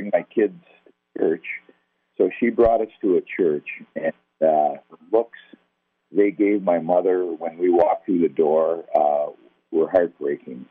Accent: White Bear Lake, Minnesota, United States; I grew up right here in White Bear Lake, Minnesota

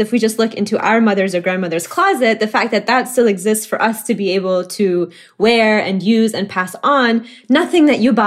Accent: Oklahoma, United States; moved away as an adult; now in Chicago, United States; as someone who was born and raised in Oklahoma

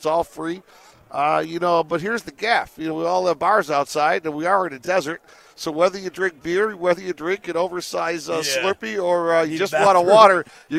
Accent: Detroit, Michigan, United States; moved away as an adult; now in Las Vegas, United States; I came out here 18 years ago, so I've been out here for a while. But I'm originally from Detroit.

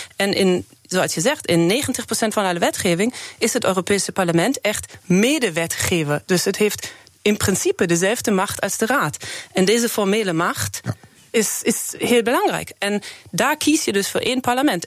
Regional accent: Germany; Dutch is a second language; moved away as an adult; now in Netherlands; Ik ben geboren in Duitsland

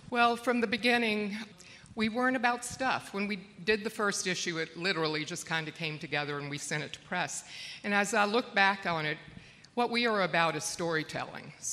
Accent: South Carolina, United States; my husband decided to become a Presbyterian minister, and we moved back to my home state, South Carolina, in Charleston.

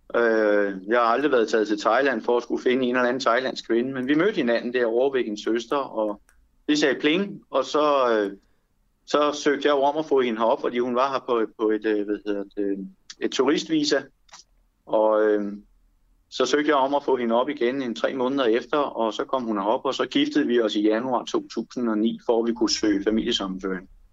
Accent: Denmark; Jeg er dansker, og jeg er stolt af mit land

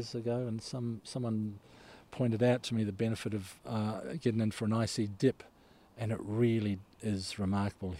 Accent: Solomon Islands; moved away; also born or lived in Tolaga Bay, New Zealand; I was born in the Solomon Islands

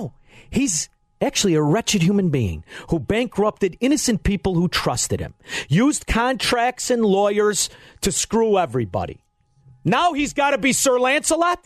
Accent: Illinois, United States; I grew up in Illinois

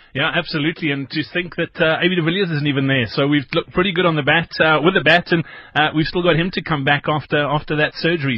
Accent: South Africa; as South African rugby fans

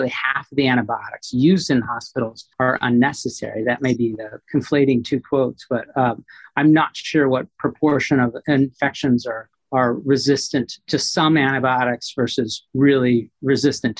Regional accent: Phoenix, Arizona, United States; also born or lived in central Texas; I was born in Phoenix, Arizona, out west, but my family had a cattle ranch in central Texas. And so we would leave the dry heat of Arizona for the moist, humid heat of Texas every summer.

